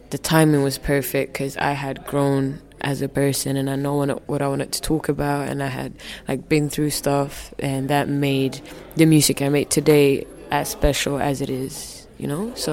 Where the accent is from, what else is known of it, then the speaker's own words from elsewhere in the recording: Finland; for me growing up in Finland, uh, my parents were one of the first African families that came to Finland. So they're from Somalia, right?